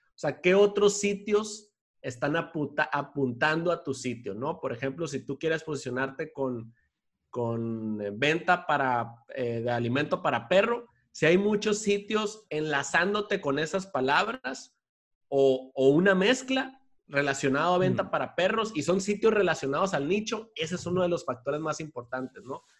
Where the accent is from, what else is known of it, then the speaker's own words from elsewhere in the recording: Culiacán, Sinaloa, Mexico; moved away as an adult; also born or lived in Mexico City; me regresé acá a mi tierra natal, acá en Culiacán, en donde estoy ahorita